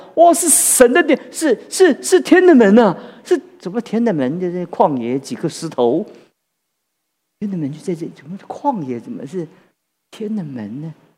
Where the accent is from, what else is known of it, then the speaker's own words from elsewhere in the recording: Taiwan; 我们台湾人